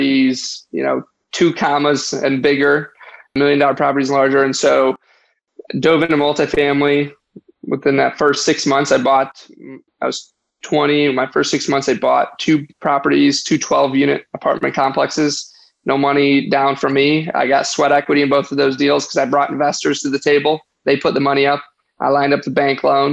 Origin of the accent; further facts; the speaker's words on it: Detroit, Michigan, United States; I was born and raised in outside of Detroit, Michigan, suburbs of Detroit